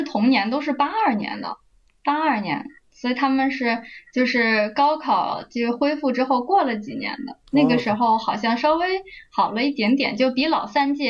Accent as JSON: {"language": "Chinese", "region": "Beijing", "country": "China", "tie": "born or raised there", "also_born_or_lived": "Shaanxi / Sichuan", "moved": "as an adult", "said": "上学平时的时候是在北京嘛，家在北京，然后出生户口啊都在北京，但是假期的时候会回老家嘛，"}